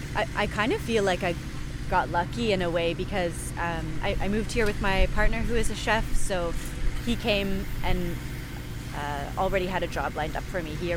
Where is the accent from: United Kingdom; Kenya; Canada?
Canada; Yes, I am from Canada. Yeah. I should mention that. So before I moved here